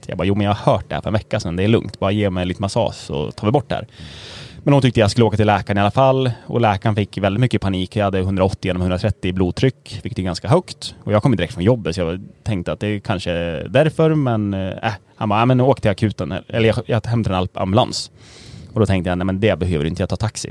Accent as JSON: {"language": "Swedish", "town": "Gävle", "region": "Gävleborg County", "country": "Sweden", "accent": "Gävlemål", "moved": "as an adult", "lives_now": "Stockholm, Sweden"}